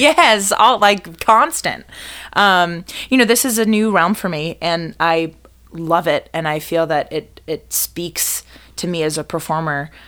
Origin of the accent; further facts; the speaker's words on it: Boston, Massachusetts, United States; also born or lived in New York / Fort Worth, Texas; now in Chicago, United States; I'm originally from the Boston area